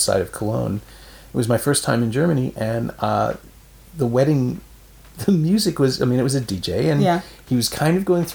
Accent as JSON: {"language": "English", "country": "Canada", "said": "as the Canadian"}